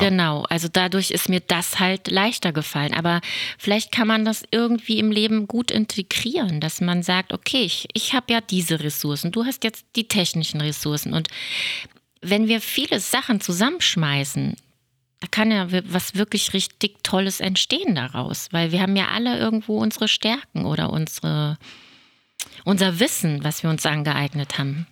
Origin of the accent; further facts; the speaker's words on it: Germany; hier bei uns in Deutschland